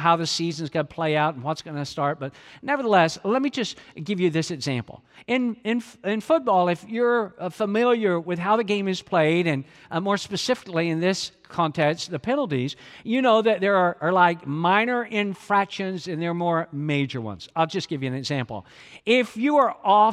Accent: Georgia, United States; even though I'm from Georgia

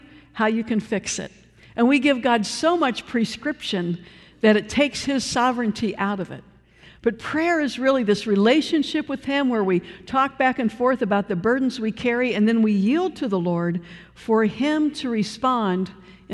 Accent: Cleveland, Ohio, United States; moved away; I come from Cleveland, Ohio

